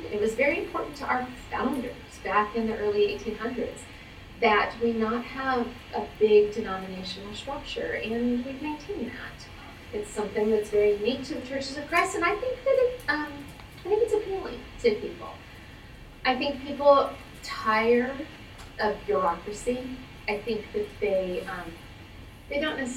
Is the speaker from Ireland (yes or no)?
no; Los Angeles, California, United States; moved away as an adult; now in New York City, United States; I grew up in West Los Angeles, moved to New York City in 1999